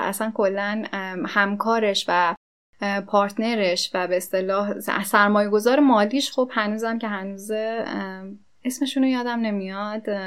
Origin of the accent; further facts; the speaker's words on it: Iran; ما ایرانیم